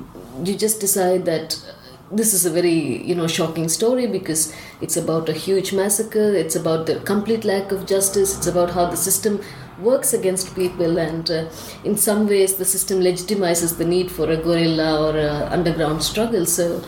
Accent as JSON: {"language": "English", "region": "Tamil Nadu", "country": "India", "said": "So I come from Tamil Nadu."}